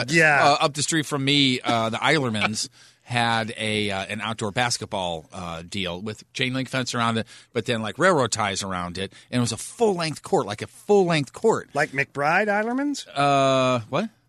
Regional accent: Fenton, Michigan, United States; Growing up in Fenton, there was a lot of that around.

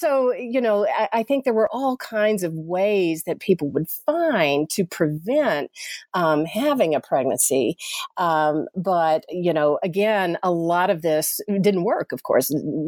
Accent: Chattanooga, Tennessee, United States; I'm from Chattanooga, Tennessee, originally, and grew up Southern Baptist

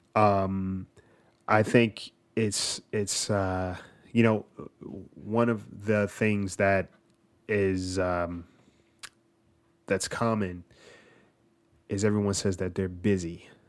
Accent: New Jersey, United States; moved away

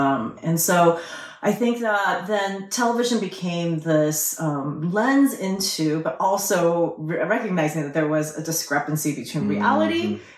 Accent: Southern California, United States; I was about 5 when I immigrated, and I think I imagined the United States to be white. Because that was all that's exported to the rest of the world is white America. And so when I came to Southern California as a young immigrant, it was not white.

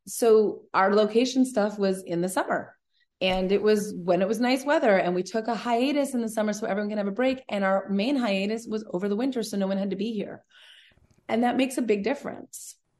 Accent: Vancouver, British Columbia, Canada; moved away; also born or lived in Los Angeles; I'm from Vancouver originally, so I have a lot of family

